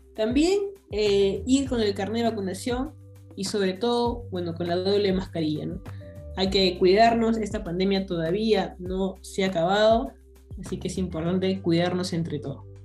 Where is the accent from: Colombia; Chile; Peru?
Peru